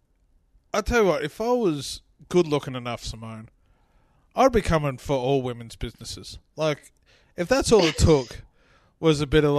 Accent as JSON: {"language": "English", "country": "Ireland", "said": "I'm Irish"}